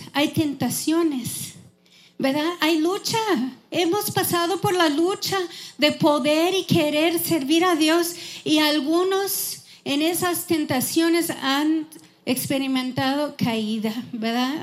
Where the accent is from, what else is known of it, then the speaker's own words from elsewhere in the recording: Wisconsin, United States; Spanish is a second language; moved away as an adult; now in Houston, United States; yo crecí en Wisconsin, en una granja